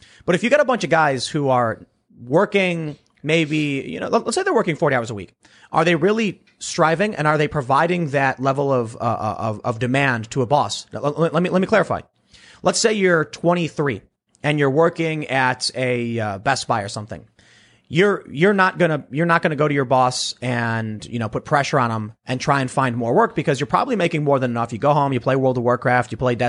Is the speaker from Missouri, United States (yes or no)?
no; Chicago, Illinois, United States; So I knew people back where I grew up on the South Side of Chicago who found a way to go from being a high school dropout to making six figures